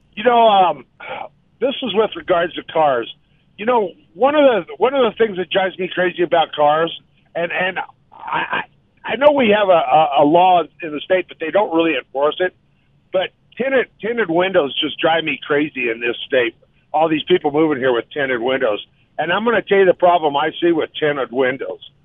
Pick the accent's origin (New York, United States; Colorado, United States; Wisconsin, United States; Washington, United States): Colorado, United States; growing up in Colorado